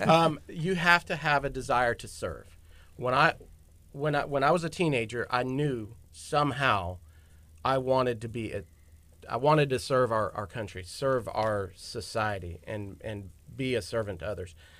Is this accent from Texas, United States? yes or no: yes; Galveston, Texas, United States; originally from Galveston